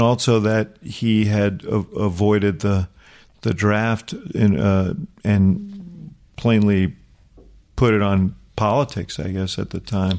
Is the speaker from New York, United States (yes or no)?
yes; New York City, New York, United States; Stuyvesant Town where I grew up in New York